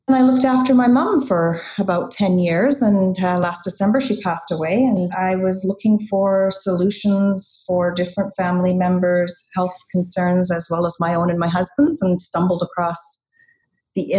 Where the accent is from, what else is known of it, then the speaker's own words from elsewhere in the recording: Chilliwack, British Columbia, Canada; also born or lived in England; I immigrated from England when I was 6 years old, and I've been in Chilliwack ever since.